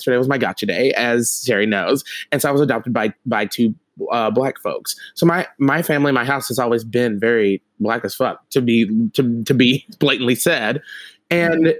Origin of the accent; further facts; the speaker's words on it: the South, United States; moved away; I'm from the South